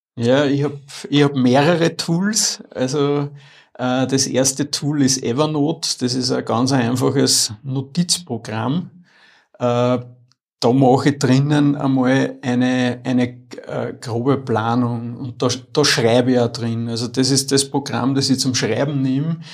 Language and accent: German; Upper Austria, Austria; ich bin in Oberösterreich aufgewachsen, in Wörs